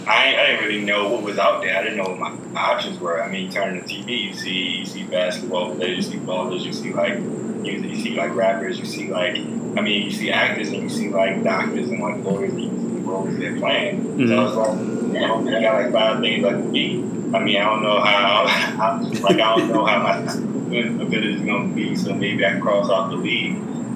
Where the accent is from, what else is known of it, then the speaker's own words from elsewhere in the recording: Richmond, Virginia, United States; now in New York, United States; So I'm an attorney from Richmond, Virginia.